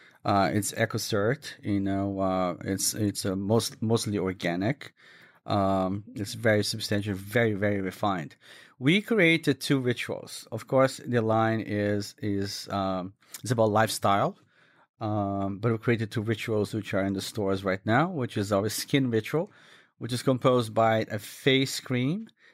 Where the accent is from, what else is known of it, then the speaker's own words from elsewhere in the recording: Minas Gerais, Brazil; English is a second language; it's typical from my home state. I come from Minas Gerais, which is a state southwest of Rio. It's in the mountains.